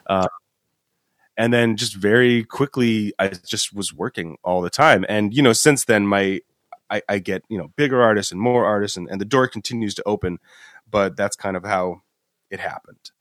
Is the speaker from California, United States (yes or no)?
yes; Los Angeles, California, United States; also born or lived in Boston; I'm from Los Angeles area in the first place. That's where I was born